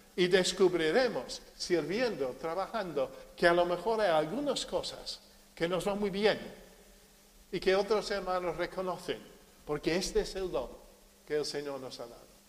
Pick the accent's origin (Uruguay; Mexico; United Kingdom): United Kingdom; also born or lived in Marín, Spain; now in Spain; Yo soy británico